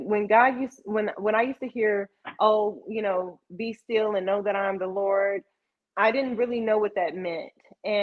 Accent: Texas, United States; I am Texan

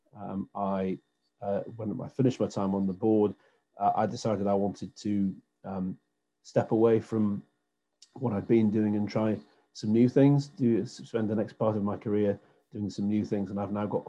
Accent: Newcastle upon Tyne, North East England, United Kingdom; I was born and brought up in Newcastle, and I have lived here all of my life

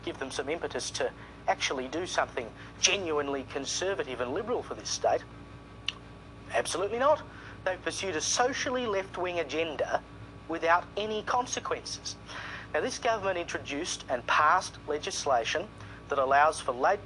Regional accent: South Australia, Australia; my home state of South Australia

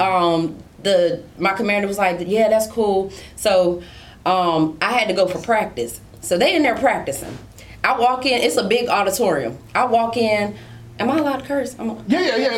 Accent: New York City, New York, United States; also born or lived in South Carolina / Houston, Texas; now in California, United States; So I was born in Brooklyn, and my family was born in Brooklyn, New York, like all Kings County Hospital

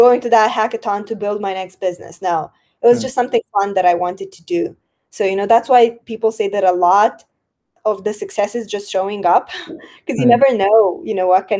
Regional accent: Moldova; my home country, Republic of Moldova

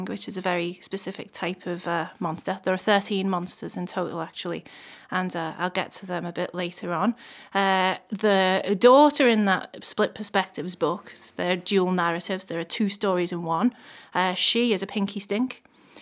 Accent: Liverpool, North West England, United Kingdom; I come originally from Toxteth in Liverpool. Actually, the Dingle, to be more specific

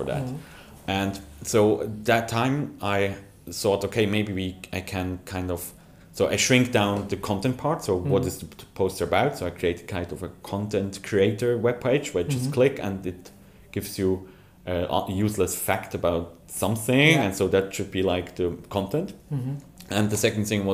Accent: Switzerland; I'm from Switzerland

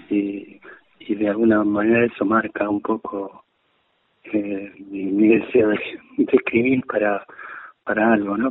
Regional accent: Argentina

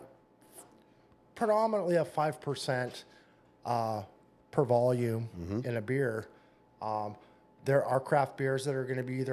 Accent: West Coast, California, United States; moved away as an adult; now in Indiana, United States; growing up on the West Coast

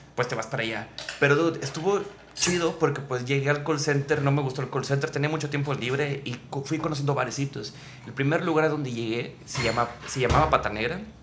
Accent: Monterrey, Nuevo León, Mexico; also born or lived in Mexico City; como la mayoría de los regios

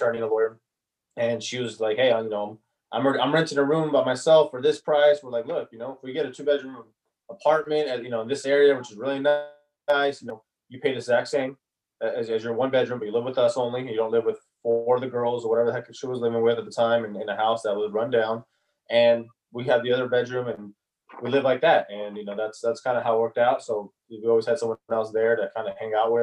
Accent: Sacramento, California, United States; also born or lived in San Jose; we need a lot less here in Sacramento, and growing up in Sacramento and renting in Sacramento

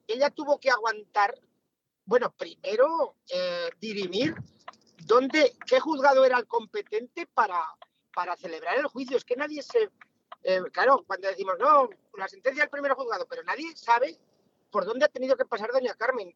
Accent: Villanueva de Sijena, Aragon, Spain; como sigenense, como aragonés

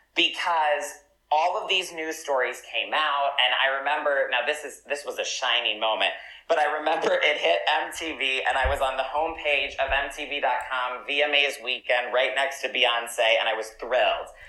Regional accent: southeastern United States, United States; my parents are actually part of a fundamentalist Christian cult uh, in the southeastern United States. Um, and they still are, and that is the world that I grew up in.

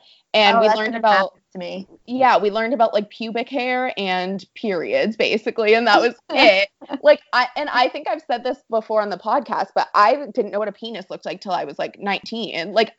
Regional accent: San Diego, California, United States; I grew up in San Diego.

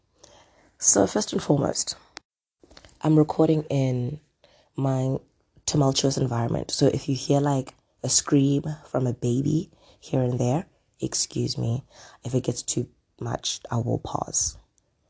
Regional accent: South Africa; I'm South African

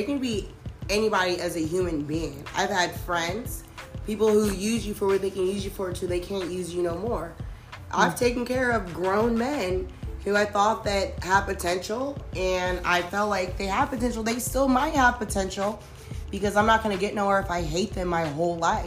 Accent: the South, United States; growing up in the South

